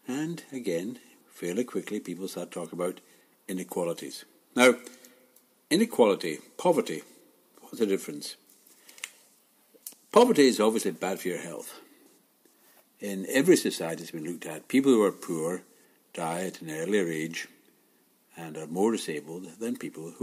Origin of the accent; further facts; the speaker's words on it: Glasgow, Scotland, United Kingdom; growing up in Glasgow, a city where, for most of us, time finished next Friday